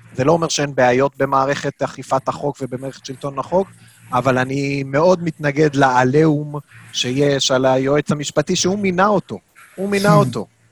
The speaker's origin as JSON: {"language": "Hebrew", "town": "Jerusalem", "region": "Jerusalem District", "country": "Israel", "said": "בתור ירושלמי אני אומר לך"}